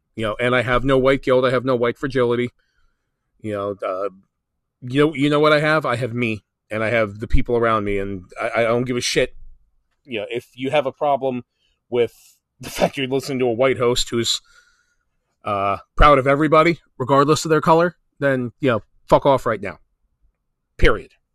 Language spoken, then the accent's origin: English; New Jersey, United States; my home state of New Jersey